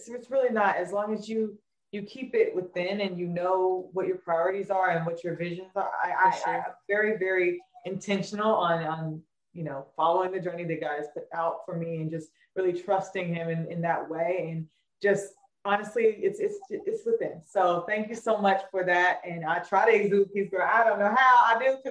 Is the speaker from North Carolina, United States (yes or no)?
yes; Raleigh, North Carolina, United States; now in New York City, United States; growing up in Raleigh, North Carolina